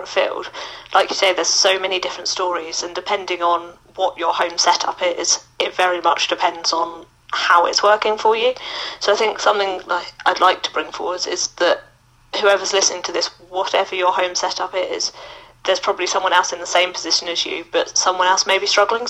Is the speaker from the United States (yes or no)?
no; Mauritius; moved away as an adult; also born or lived in Loughborough, United Kingdom; now in United Kingdom; I'm originally from Mauritius. I moved to the UK for university, where I went to Loughborough Uni.